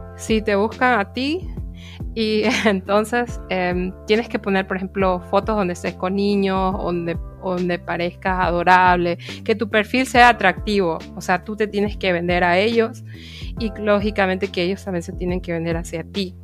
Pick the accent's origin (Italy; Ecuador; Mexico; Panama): Ecuador; Guayaquil, Guayas; moved away as an adult; now in Offenbach, Germany; vengo originariamente de la ciudad de Guayaquil